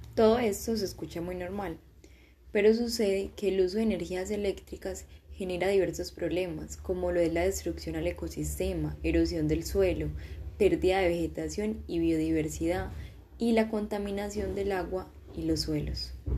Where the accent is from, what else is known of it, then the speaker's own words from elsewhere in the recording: Colombia; en mi país Colombia